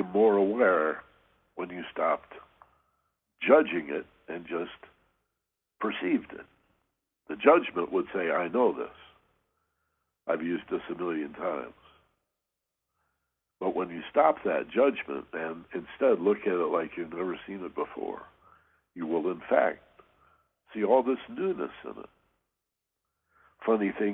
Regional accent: Michigan, United States; We had these wonderful ravines where I grew up in Michigan

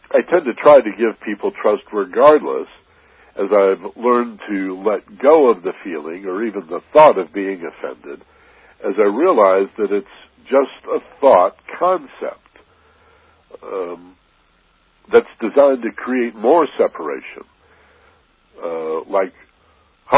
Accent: Michigan, United States; I grew up in Michigan

